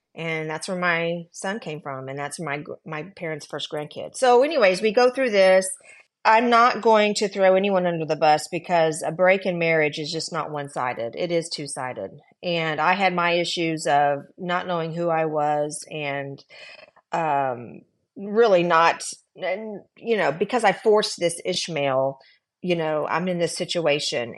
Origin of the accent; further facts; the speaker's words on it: Texas, United States; also born or lived in California; So we moved from California. I was very, um, protected, if you will, um, 'cause we li, I went to a Christian school. My dad was the principal. I knew everybody. And then we moved back to Texas